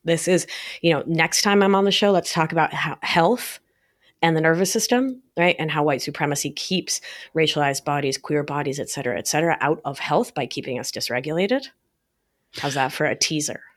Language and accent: English; New York, United States; I'm New Yorker for life